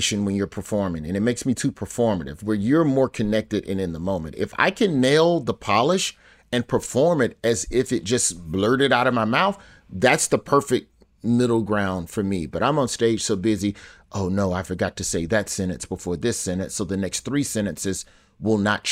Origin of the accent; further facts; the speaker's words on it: Alabama, United States; My home state